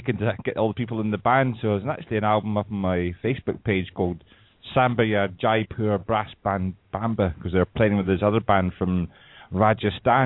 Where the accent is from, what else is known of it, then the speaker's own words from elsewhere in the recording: Scotland, United Kingdom; Scotland's really small